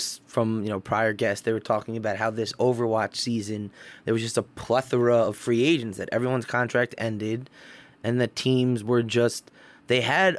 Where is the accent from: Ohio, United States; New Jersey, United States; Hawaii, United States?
Ohio, United States; Cleveland; Oh, I'm from Cleveland, so I'm gonna like the Cleveland team.